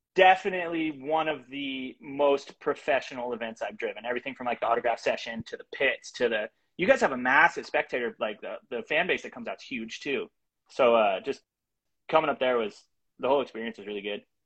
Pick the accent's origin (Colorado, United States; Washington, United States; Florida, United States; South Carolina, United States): Washington, United States; Bremerton; I'm from Bremerton, Washington area, Kitsap County.